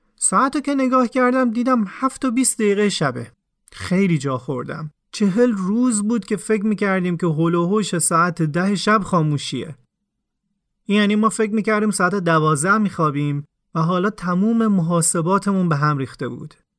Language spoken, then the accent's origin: Persian; Iran; ما ایرانی هستیم و سوری نیستیم